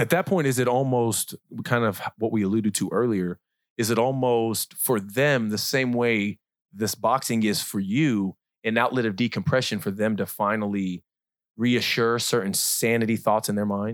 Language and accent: English; Kansas City, Missouri, United States; also born or lived in Hemet, California / Leadville, Colorado; I was raised here.